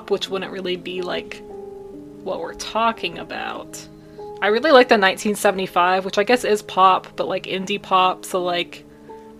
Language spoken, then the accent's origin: English; United States; I'm an American